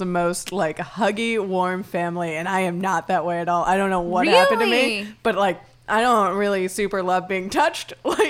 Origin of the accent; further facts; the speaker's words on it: Miami, Florida, United States; where I grew up in Miami, it's a very Latin culture.